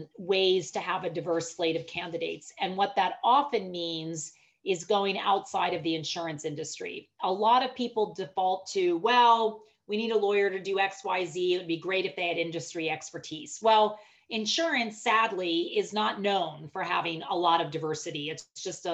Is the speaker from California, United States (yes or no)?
no; Pittsburgh, Pennsylvania, United States; I was born and raised in Pittsburgh.